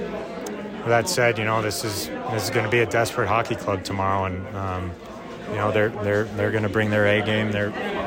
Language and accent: English; Detroit area, Michigan, United States; I'm not from Detroit either, but I just say that I'm from Detroit.